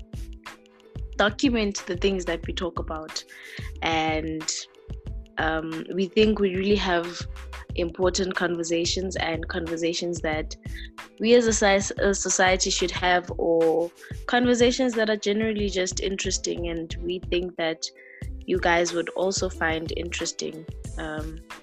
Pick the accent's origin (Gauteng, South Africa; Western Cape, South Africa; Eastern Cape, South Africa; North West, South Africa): Gauteng, South Africa; Soweto; I was born and raised in Soweto